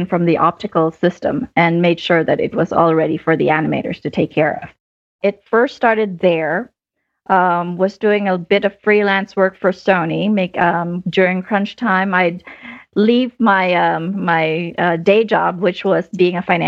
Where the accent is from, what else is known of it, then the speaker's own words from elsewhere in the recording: Philippines; moved away as an adult; now in United States; I grew up in the Philippines. I actually moved to the US about 20 years ago